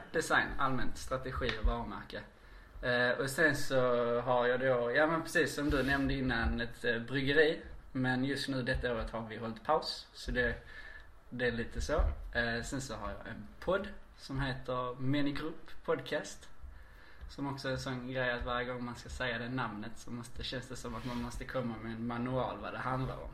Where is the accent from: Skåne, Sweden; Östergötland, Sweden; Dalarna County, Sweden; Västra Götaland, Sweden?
Skåne, Sweden; Ystad; now in Malmö, Sweden; Ystad BB